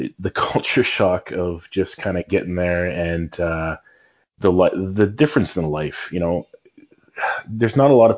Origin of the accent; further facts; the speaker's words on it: Brantford, Ontario, Canada; growing up in Brantford